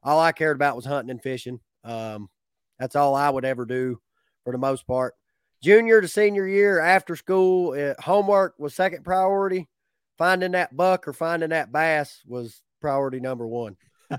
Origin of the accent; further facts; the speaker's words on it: Lakemont, Georgia, United States; I grew up in Lakemont, Georgia, which is not far from Clayton.